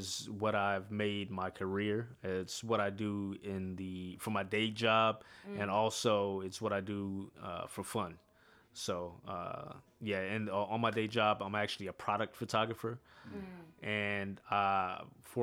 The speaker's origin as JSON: {"language": "English", "town": "Houston", "region": "Texas", "country": "United States", "tie": "born or raised there", "also_born_or_lived": "Ghana (ancestry)", "moved": "as an adult", "lives_now": "Atlanta, United States"}